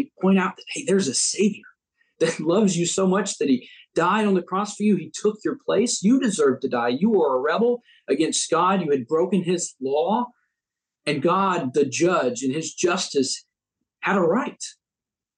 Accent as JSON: {"language": "English", "country": "United States", "said": "as Americans, we get to disagree, and yet we're still countrymen. We're still Americans"}